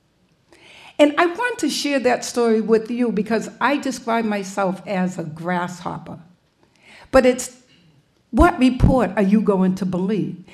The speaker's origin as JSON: {"language": "English", "town": "Boston", "region": "Massachusetts", "country": "United States", "tie": "born or raised there", "said": "when I was a child growing up in Mission Hill Projects"}